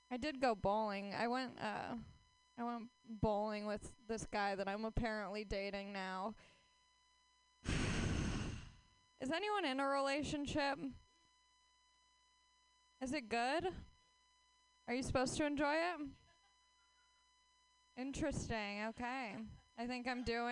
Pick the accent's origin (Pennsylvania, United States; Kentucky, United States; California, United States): California, United States; Los Angeles; I am from Los Angeles, where dreams die right in front of your face